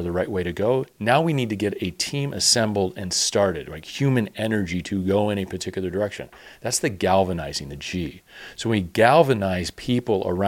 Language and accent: English; Chicago, Illinois, United States; growing up in Chicago